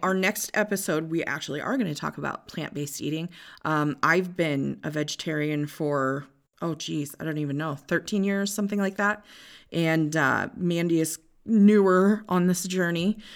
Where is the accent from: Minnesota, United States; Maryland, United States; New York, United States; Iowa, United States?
Iowa, United States; Northwest; I was born and raised in Northwest Iowa.